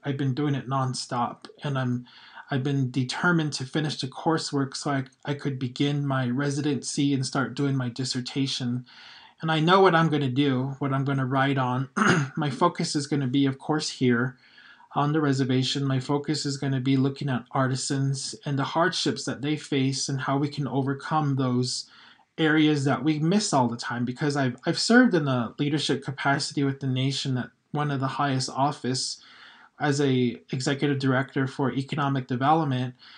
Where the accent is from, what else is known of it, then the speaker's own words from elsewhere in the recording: Twin Lakes, New Mexico, United States; growing up in Twin Lakes, I, as I said, it was very close to home